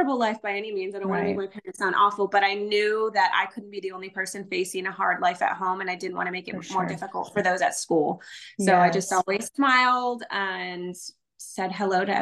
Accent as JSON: {"language": "English", "town": "Castroville", "region": "Texas", "country": "United States", "tie": "born or raised there", "lives_now": "San Antonio, United States", "said": "I grew up in a small town called Castroville. It's like 45 minutes west of San Antonio"}